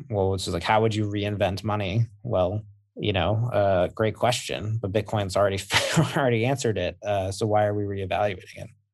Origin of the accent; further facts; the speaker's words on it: Massachusetts, United States; I am from, I am from Massachusetts